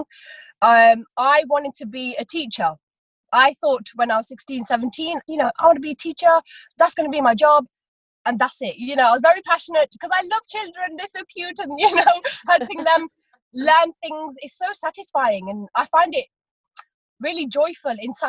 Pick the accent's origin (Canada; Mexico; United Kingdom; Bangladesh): United Kingdom; Leicester, East Midlands; I am from Leicester